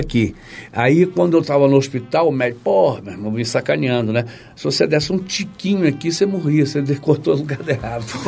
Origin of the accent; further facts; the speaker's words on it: Campos dos Goytacazes, Rio de Janeiro, Brazil; moved away as an adult; now in Rio de Janeiro, Brazil; é um peixe muito próprio da minha terra que é Campos